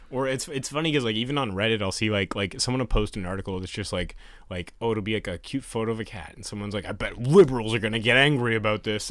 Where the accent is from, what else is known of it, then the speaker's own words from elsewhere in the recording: Canada; we're Canadian